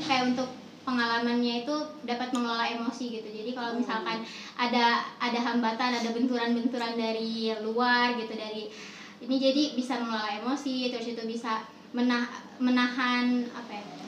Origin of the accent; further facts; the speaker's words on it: Lampung, Indonesia; moved away as an adult; now in Bandung, Indonesia; kalau aku aslinya dari Lampung